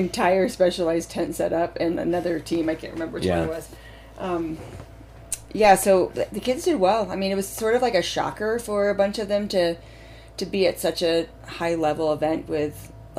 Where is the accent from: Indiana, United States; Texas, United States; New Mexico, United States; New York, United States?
Indiana, United States; moved away; I grew up in Indiana